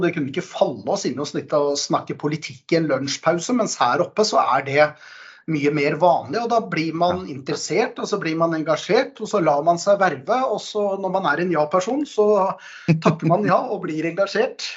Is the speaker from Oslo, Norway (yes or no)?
yes; Oslo, Norway; moved away as an adult; now in Hemsedal, Norway; Født og oppvokst på Oslos eh, beste østkant, eh, Manglerud.